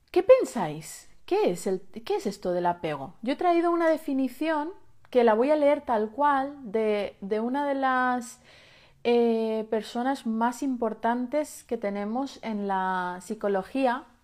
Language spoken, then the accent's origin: Spanish; Balearic Islands, Spain; Eh, yo soy de Menorca